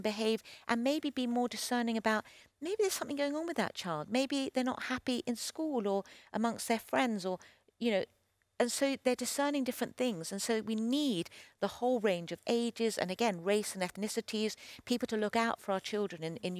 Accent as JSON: {"language": "English", "country": "Chile", "tie": "born or raised there", "said": "Well, especially with Christian people, I grew up in Chile. I was on the mission field"}